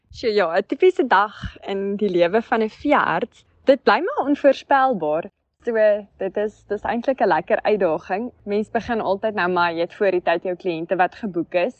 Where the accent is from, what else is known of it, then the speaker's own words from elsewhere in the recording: Schweizer-Reneke, North West, South Africa; also born or lived in Onderstepoort / Vryburg; ek het groot geword so 30 kilos buitekant 'n klein dorpie, 'n plattelandse dorpie, Soizereneke in die Noordwes.